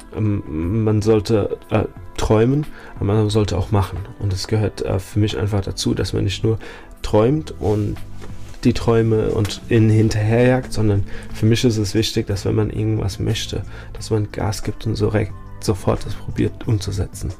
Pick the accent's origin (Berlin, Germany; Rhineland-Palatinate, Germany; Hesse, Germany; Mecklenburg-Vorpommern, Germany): Rhineland-Palatinate, Germany; Mainz; also born or lived in Nackenheim / Dubai; ich bin in Mainz geboren, ich bin hier aufgewachsen, habe zwischendrin mal in Dubai gewohnt